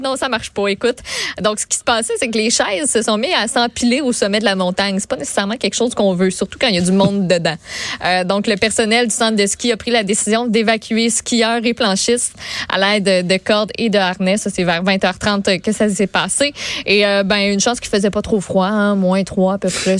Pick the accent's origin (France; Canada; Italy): Canada; Quebec; on est des Québécois